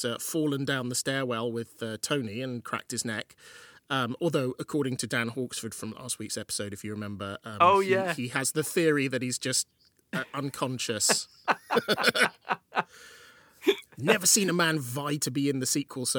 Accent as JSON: {"language": "English", "area": "Welsh town", "region": "Wales", "country": "United Kingdom", "tie": "born or raised there", "said": "my little Welsh town that I grew up"}